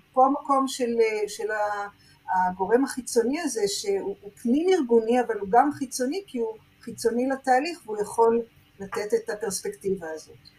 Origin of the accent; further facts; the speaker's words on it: Jerusalem, Jerusalem District, Israel; אני גדלתי בבית שהאבא הוא נגר, והאימא תופרת, אני ירושלמית